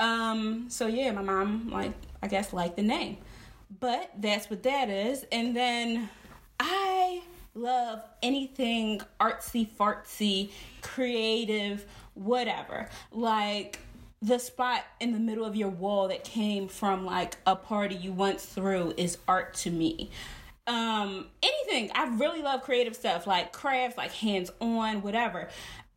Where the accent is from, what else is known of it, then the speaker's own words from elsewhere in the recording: Philadelphia, Pennsylvania, United States; I'm from North